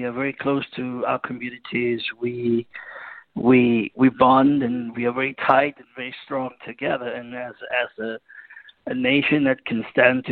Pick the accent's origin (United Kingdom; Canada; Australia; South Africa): South Africa; Cape Town, Western Cape; I was born in Cape Town.